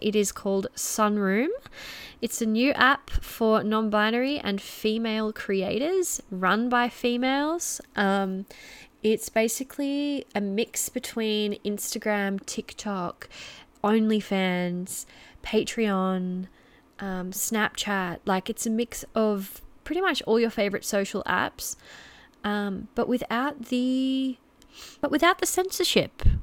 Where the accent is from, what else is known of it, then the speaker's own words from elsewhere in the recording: Geelong, Victoria, Australia; I'm from Melbourne. Well, I'm from Geelong, very, very close to Melbourne